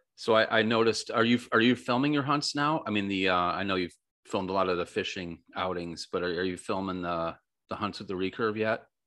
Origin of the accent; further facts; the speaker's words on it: Western New York, United States; moved away; also born or lived in Michigan / Florida; I grew up trout fishing in Western New York and Michigan